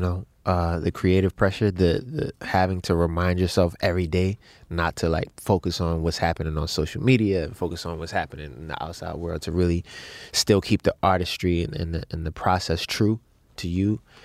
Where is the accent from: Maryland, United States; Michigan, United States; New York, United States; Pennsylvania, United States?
Maryland, United States; Baltimore; growing up in Baltimore to being in the music business